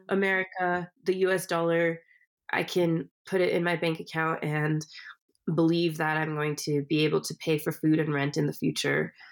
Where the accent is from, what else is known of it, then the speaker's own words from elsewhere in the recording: California, United States; I was born in California.